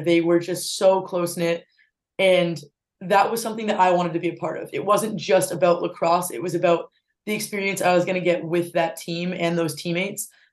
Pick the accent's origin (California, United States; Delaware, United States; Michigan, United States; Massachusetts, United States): Massachusetts, United States; North Attleborough; it's my hometown, so back in North Attleboro.